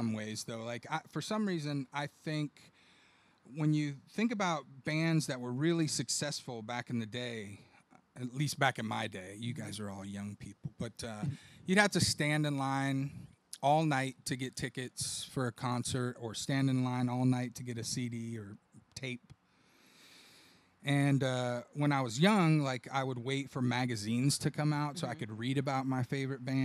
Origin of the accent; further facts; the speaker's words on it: Austin, Texas, United States; now in Buda, United States; I'm from Austin, but I've lived in Buda the last 8 years